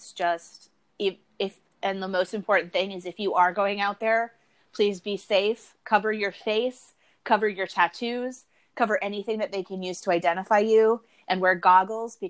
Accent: suburb of Minneapolis, Minnesota, United States; I'm from a suburb of Minneapolis, literally a 5-minute drive across a bridge, and I'm in Minneapolis.

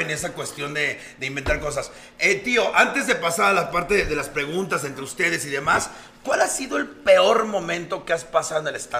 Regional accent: Tapachula, Chiapas, Mexico; todo lo que es Chiapas, vengo de Tapachula y entre más mentaba madres, me hasta, me aventaban cosas al escenario.

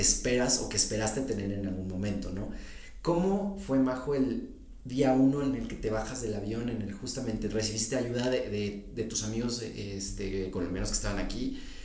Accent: Mexico City, Mexico; accent: fresa; a veces tienes acento fresa

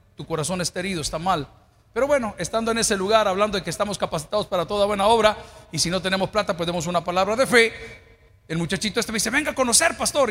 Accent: El Salvador; como buenos salvadoreños

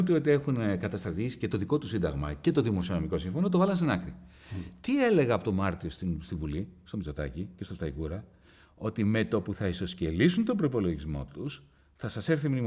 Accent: Greece; Ξέρεις, είμαι από τους Έλληνες οικονομολόγους, πρέπει να είμαι ίσω ο πρώτο που μίλησε για ευρωομόλογο.

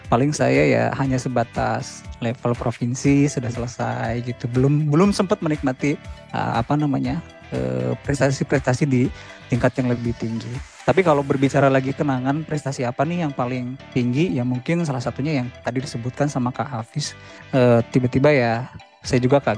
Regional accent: Pangandaran, West Java, Indonesia; born there; also born or lived in Ciamis; saya bisa berkontribusi ke tanah kelahiran saya sendiri. At least ya ada di Pangandaran sama Ciamis gitu.

